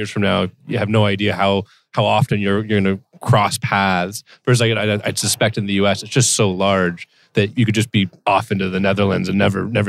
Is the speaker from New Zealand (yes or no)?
no; Canada; being a Canadian sort of real estate professional